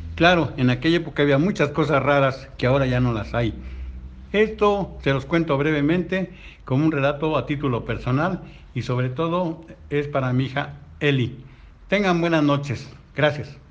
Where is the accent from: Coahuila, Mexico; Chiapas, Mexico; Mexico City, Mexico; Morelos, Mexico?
Mexico City, Mexico; Nací en 1955, soy originario de Tláhuac